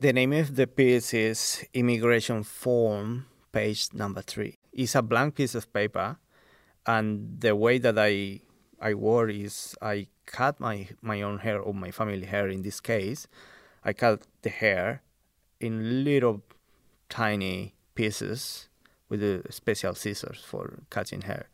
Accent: Colombia; now in Central Coast, Australia; I grew up in Colombia, South America

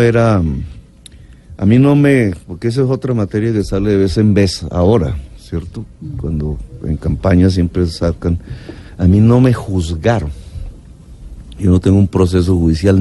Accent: Caribbean coast, Colombia; also born or lived in Zipaquirá / Ciénaga de Oro; yo soy costeño

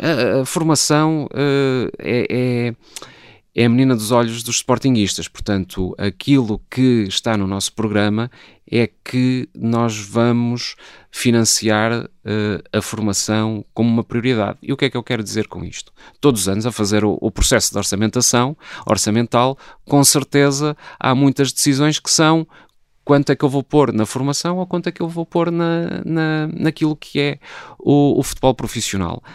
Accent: Porto, Norte, Portugal; eu que até nasci no Porto eh, e portanto sou um sportinguista do Porto

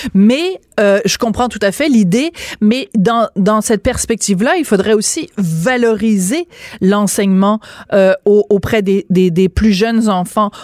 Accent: France; now in Quebec, Canada; j'allais à la maternelle trois ans parce que je suis née en France

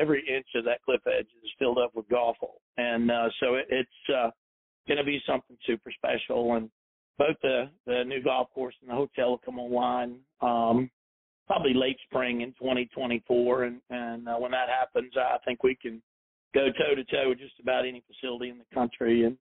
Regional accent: South Carolina, United States; moved away; also born or lived in Chattanooga, Tennessee; I grew up in South Carolina, I was born near Chattanooga, Tennessee, and all my family is in this area

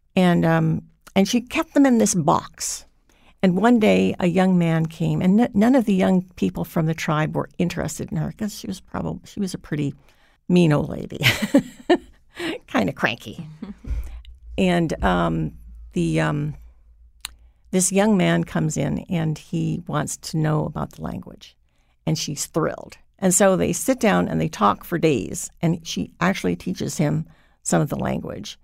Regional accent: Hawaii, United States; I was raised in Hawaii

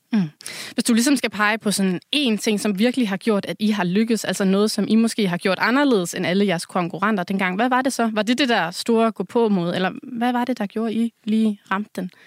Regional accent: Southern Jutland, Southern Denmark, Denmark; nu er jeg selv fra Sønderjylland

